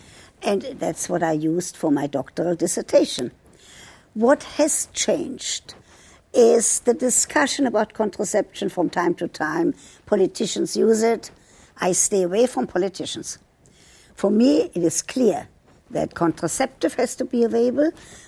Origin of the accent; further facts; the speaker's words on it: United States; I'm an American. I vote every year, every opportunity I get.